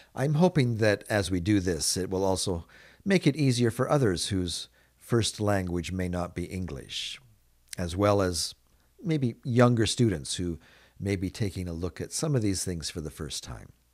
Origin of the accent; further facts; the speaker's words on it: Canada; I live in Canada. I grew up being immersed in Canadian culture